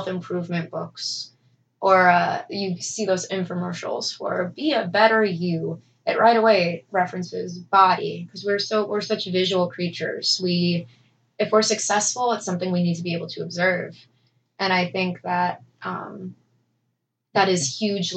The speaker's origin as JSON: {"language": "English", "town": "Bourbonnais", "region": "Illinois", "country": "United States", "tie": "born or raised there", "said": "I was raised in Bourbonnais, predominantly Caucasian neighborhood circa, 20 years ago"}